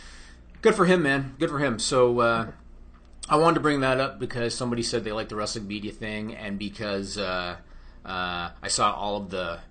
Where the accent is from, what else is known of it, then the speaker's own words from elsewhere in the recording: Canada; I'm Canadian.